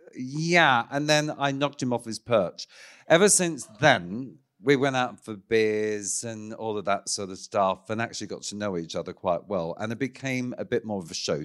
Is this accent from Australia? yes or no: yes; Ballarat, Victoria, Australia; moved away; from my hometown of Ballarat, of course, in Victoria